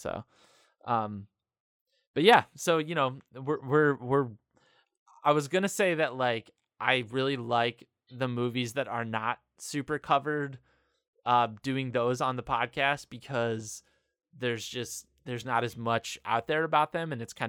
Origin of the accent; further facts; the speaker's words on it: South Bend, Indiana, United States; So I grew up in South Bend, Indiana